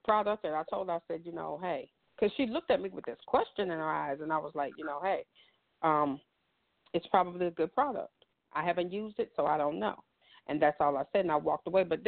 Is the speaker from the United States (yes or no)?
yes; the South, United States; as a little girl growing up in the South in the 70s